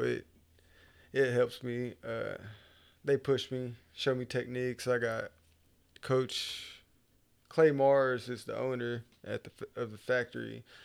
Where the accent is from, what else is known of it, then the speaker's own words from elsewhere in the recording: Okmulgee, Oklahoma, United States; moved away as an adult; also born or lived in Tulsa, Oklahoma; I was, uh, basically born and raised in Okmulgee